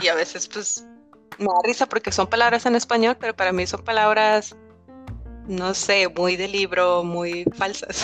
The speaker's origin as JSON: {"language": "Spanish", "country": "Mexico", "moved": "as an adult", "lives_now": "Madrid, Spain", "said": "soy mexicana."}